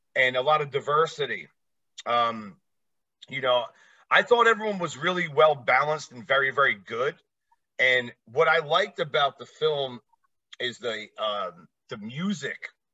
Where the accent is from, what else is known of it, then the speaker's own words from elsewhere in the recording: New Jersey, United States; moved away as an adult; now in Las Vegas, United States; I live in Vegas now. I'm originally from Jersey, about 15 minutes away from the city